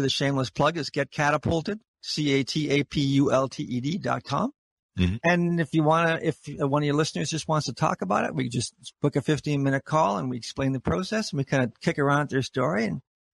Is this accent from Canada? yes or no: yes; Canada; as Canadians